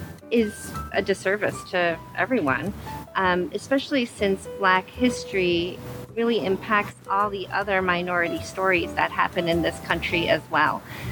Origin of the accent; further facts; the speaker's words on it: United States; born or raised there